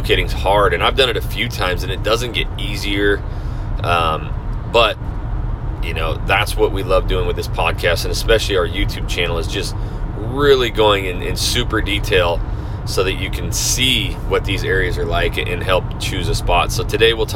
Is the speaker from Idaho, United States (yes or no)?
yes; Idaho, United States; now in Kingwood, Houston, United States; I come from Idaho. I come from cold weather. I come from snow.